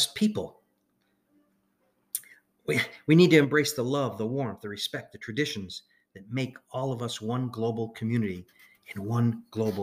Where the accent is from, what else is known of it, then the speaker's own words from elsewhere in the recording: Chicago, Illinois, United States; when I was a kid growing up in Chicago